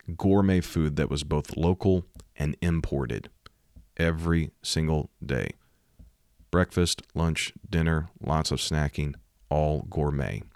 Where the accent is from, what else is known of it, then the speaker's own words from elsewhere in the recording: Missouri, United States; Missouri, my home state